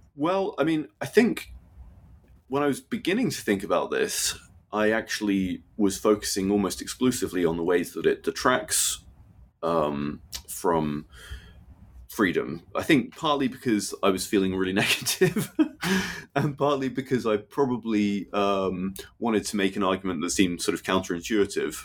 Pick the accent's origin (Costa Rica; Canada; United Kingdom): United Kingdom; growing up in Britain